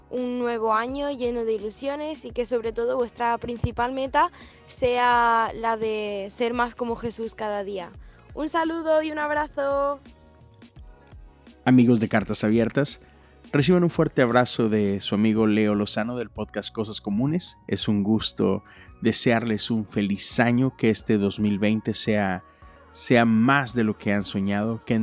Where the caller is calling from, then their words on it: Seville, Andalusia, Spain; os, saludo desde España, desde Sevilla, que es una maravilla y que es la mejor ciudad del mundo.